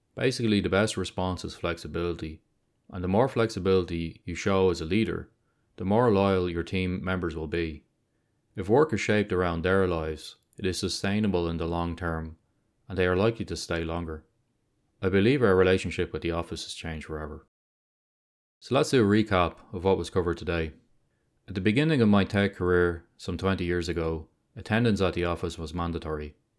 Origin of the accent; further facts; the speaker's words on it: Dublin, Leinster, Ireland; my hometown of Dublin